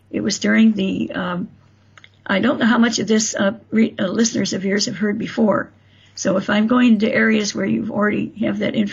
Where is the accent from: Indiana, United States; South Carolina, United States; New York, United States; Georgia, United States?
Indiana, United States; South Bend; born there; also born or lived in Florida; I was tired of Florida. I missed where I was born in South Bend.